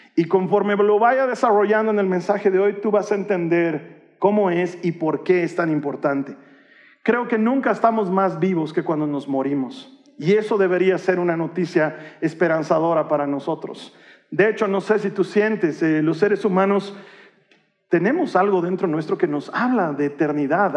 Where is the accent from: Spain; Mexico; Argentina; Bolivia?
Bolivia; culturalmente, como bolivianos y como latinoamericanos